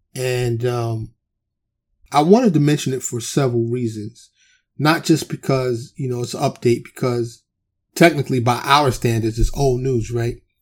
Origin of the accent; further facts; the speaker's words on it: New York City, New York, United States; also born or lived in Harlem / the Bronx; now in Texas, United States; I'm born and raised in New York City